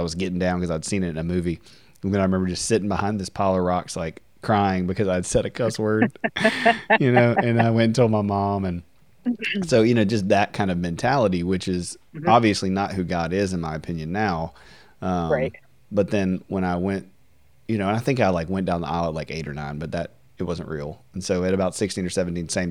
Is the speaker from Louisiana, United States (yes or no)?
yes; Deville, Louisiana, United States; I grew up in DeVille, Louisiana, which is a really country town, small town, Southern Baptist